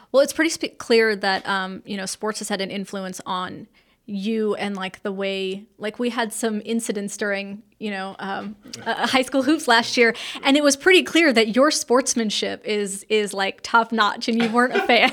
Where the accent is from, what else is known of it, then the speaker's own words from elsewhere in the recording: California, United States; now in North Carolina, United States; I did not grow up in North Carolina. I grew up in California